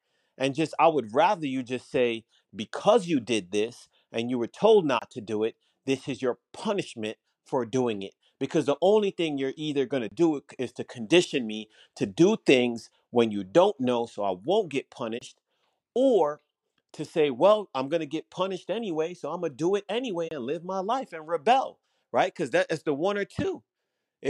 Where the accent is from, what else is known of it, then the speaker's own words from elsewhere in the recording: Jamaica; I was raised in Jamaica